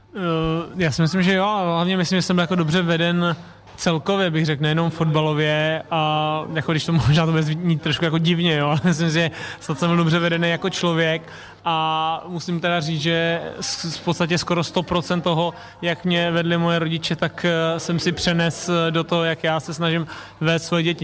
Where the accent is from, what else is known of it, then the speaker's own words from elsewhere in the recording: Tuchlovice, Central Bohemian Region, Czechia; jsme tady všichni, nebo většina rodilí Tuchlovi, eh, z Tuchlovic